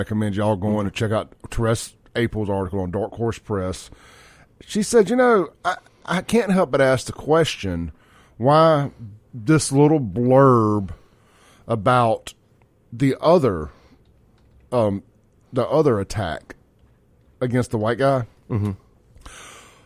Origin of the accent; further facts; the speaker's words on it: Jackson, Mississippi, United States; growing up in South Jackson